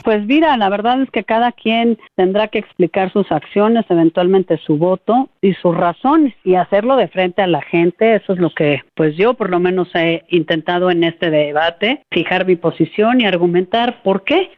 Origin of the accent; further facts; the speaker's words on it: Mexico; como mexicanos